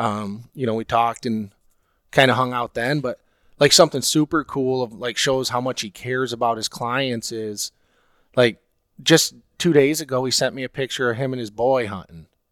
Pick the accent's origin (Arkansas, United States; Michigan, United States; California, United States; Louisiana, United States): Michigan, United States; Oceana County, West; growing up in Oceana County or you know West Michigan